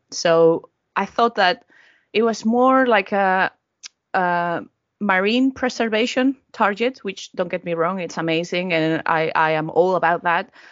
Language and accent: English; Valencia, Valencian Community, Spain; moved away as an adult; now in Norwich, United Kingdom; my hometown is Valencia